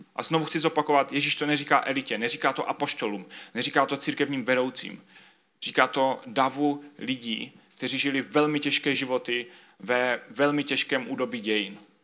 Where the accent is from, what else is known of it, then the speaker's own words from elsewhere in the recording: Czechia; všichni, kdo jsme z Česka